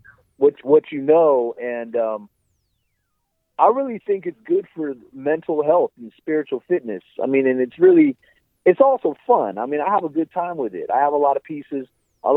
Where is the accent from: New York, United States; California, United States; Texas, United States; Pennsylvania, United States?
California, United States; Cerritos; growing up in Cerritos